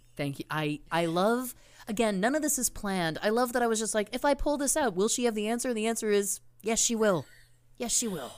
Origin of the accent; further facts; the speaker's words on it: Canada; we're Canadian.